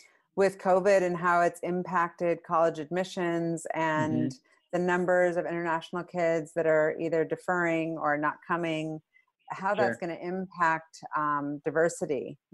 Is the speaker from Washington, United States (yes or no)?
yes; Mercer Island, Washington, United States; I grew up here in Seattle, on Mercer Island.